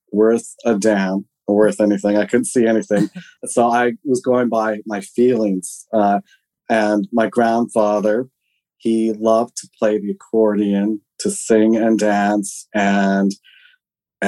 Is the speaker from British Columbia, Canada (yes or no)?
yes; Alert Bay, British Columbia, Canada; also born or lived in Switzerland / Airolo, Switzerland; I was born in British Columbia in a place called Alert Bay, which is on this very tiny island off the northeastern tip of Vancouver Island